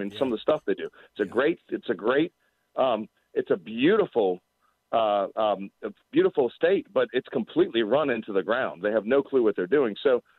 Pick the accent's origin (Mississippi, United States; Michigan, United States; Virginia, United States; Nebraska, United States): Virginia, United States; also born or lived in Boston, Massachusetts; I grew up, I'm 46. I'm a Virginian. Like, that's what I am.